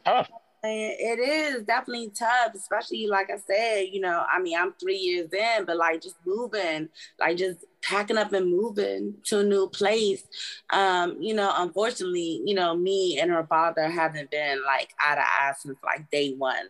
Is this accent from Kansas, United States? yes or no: no; Maryland, United States; I'm from Maryland.